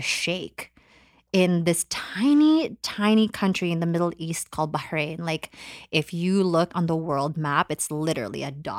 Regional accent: Philippines; born there; But basically, in a nutshell, I was born in the Philippines, January 6, 1991.

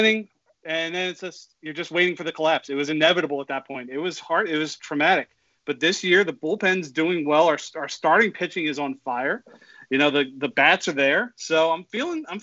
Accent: Philadelphia, Pennsylvania, United States; Born and raised in Philly.

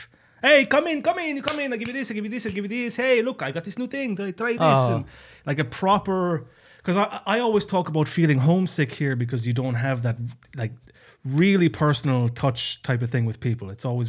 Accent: Tralee, Munster, Ireland; accent: Irish; moved away as an adult; now in Estonia; Tralee, County Kerry, Ireland. My hometown.

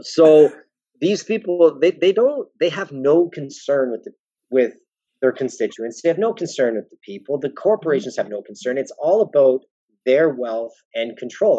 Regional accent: Welland, Ontario, Canada; I'm from Welland

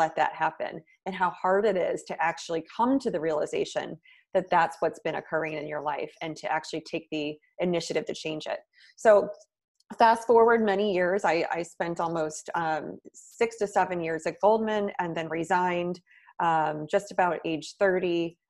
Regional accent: Midwest, United States; moved away as an adult; now in New York City, United States; And then I moved to New York City from the Midwest, which was a big, long-time dream of mine. I moved there right after school.

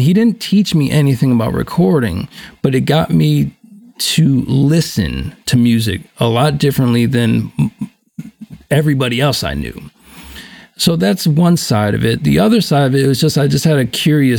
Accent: Buffalo, New York, United States; I grew up in Buffalo, New York, born in 1974

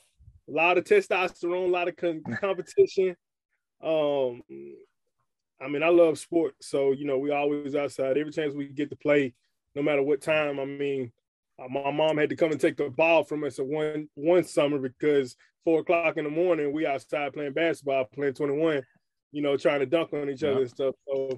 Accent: Alabama, United States; born there; also born or lived in Memphis / San Diego; now in Chattanooga, United States; I was born in Alabama. From Alabama, I moved to Memphis. My father was in the Navy.

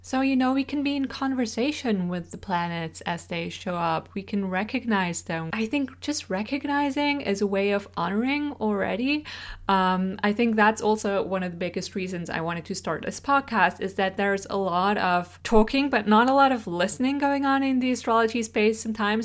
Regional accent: Switzerland; first language Swiss German; English is a second language; English is not my first language. I grew up speaking Swiss German, which is a dialect of German spoken in Switzerland

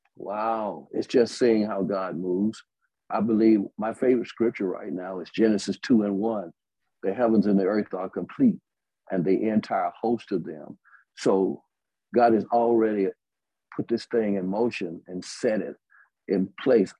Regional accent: Birmingham, Alabama, United States; also born or lived in Tuscaloosa, Alabama; I'm from Birmingham, Alabama, born in Tuscaloosa, Alabama, more specifically, Daly Bottom and the bottom of Alberta City.

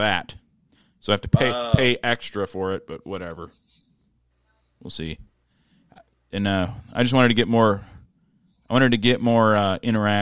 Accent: Roseville, Michigan, United States; I'm not from Detroit. I'm Roseville

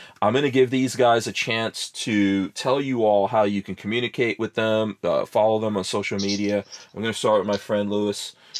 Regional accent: Guyana; also born or lived in New Jersey; now in Florida, United States; I was born in Guyana in South America

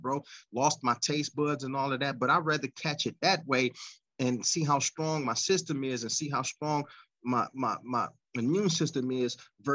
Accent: United States; also born or lived in Pennsylvania / California; I'm an American

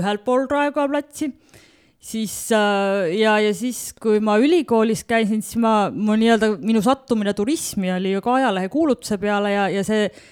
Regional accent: Tallinn, Harju County, Estonia; moved away as an adult; also born or lived in Tartu / Finland; now in Otepää, Estonia; sündisin Tallinnas ehk siis tegelikult läbi ja lõhki pealinna tüdruk ja koolis käinud Tallinnas

